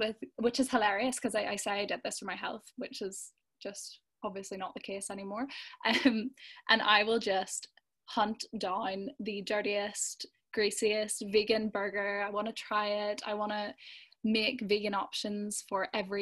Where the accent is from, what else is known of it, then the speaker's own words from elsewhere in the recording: Belfast, Northern Ireland, United Kingdom; I'm from Belfast